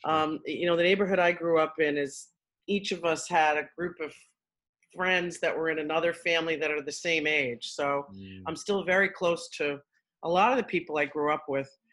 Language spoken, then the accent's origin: English; New York City, New York, United States; accent: New York; I'm from Queens originally